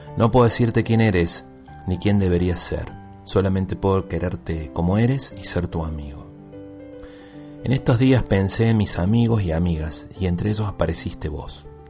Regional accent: Argentina; now in Tijuana, Mexico; soy un tijuanense nacido en Argentina

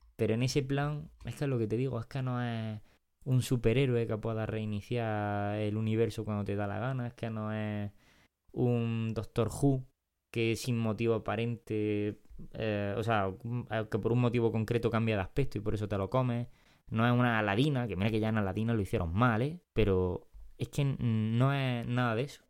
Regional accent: Granada, Andalusia, Spain; accent: Granada; como hablamos nosotros no, normalmente es como se habla en Granada

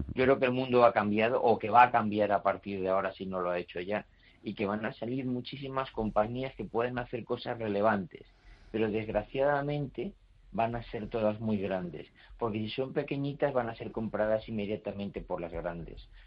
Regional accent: Spain; also born or lived in Madrid; soy español

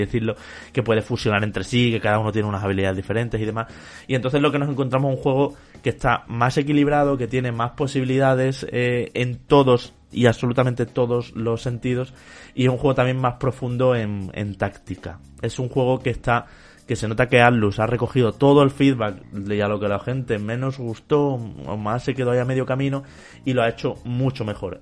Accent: Spain; como europeo, incluso como español

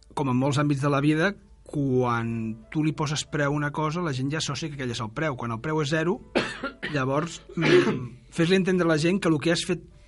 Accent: Granollers, Catalonia, Spain; sóc de Granollers

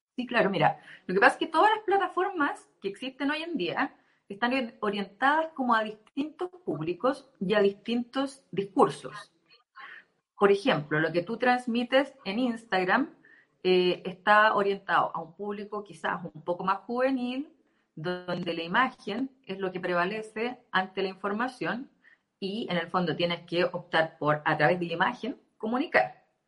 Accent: Temuco, Araucanía, Chile; also born or lived in Punta Arenas; now in La Serena, Chile; soy de Temuco originalmente, estuve viviendo muchos años en Punta Arenas y estoy acá desde hace dos años

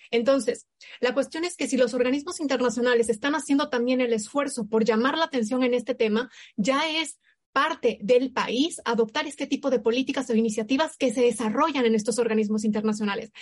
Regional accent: Mexico; nosotros como México

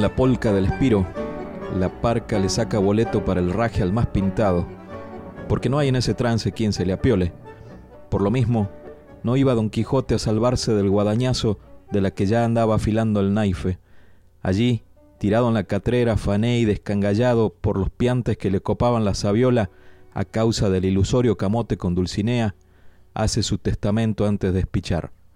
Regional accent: Argentina; moved away; siendo argentinos y habiendo crecido allá

